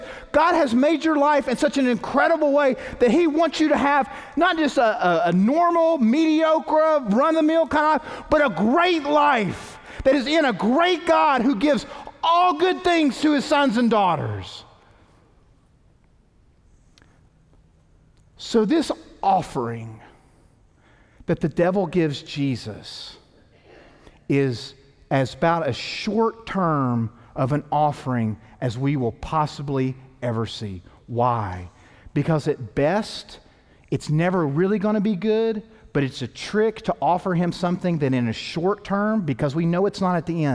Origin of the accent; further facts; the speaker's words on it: East Tennessee, United States; moved away; also born or lived in New Orleans; growing up in East Tennessee